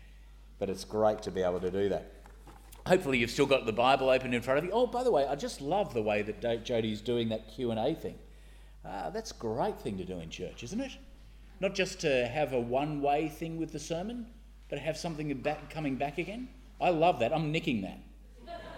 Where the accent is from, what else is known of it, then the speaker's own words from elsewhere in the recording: Sydney, New South Wales, Australia; moved away as an adult; now in Northern Ireland, United Kingdom; I grew up in St Ives